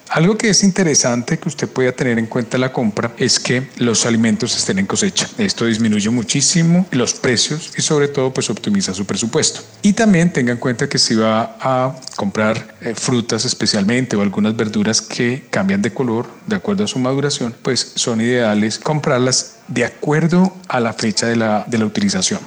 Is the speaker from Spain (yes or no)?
no; Colombia; como colombianos